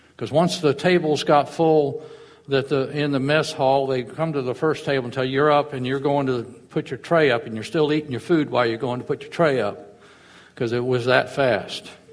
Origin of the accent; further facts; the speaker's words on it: Fort Walton Beach, Florida, United States; I grew up in Fort Walton